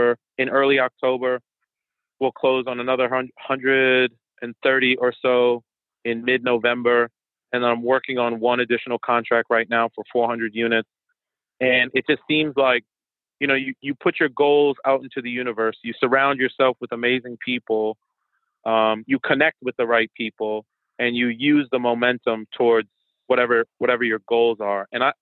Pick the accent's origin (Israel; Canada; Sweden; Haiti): Haiti; first language French; English is a second language; My native language is French and Creole because I'm Haitian, but I also speak Portuguese and obviously English.